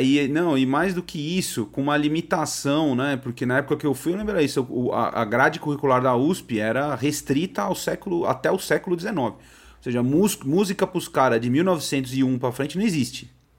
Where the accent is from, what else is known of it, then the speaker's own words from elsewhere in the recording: São Paulo, Brazil; eu sou de São Paulo, né? Sou da Zona Norte aqui de São Paulo. Eu morei a maior parte da minha vida num, num bairro aqui que chama Tremembé.